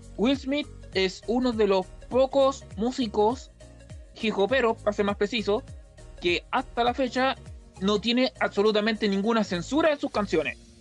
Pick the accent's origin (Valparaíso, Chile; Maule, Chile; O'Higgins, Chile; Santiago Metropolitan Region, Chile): Maule, Chile; Talca; nació en mi ciudad natal, Talca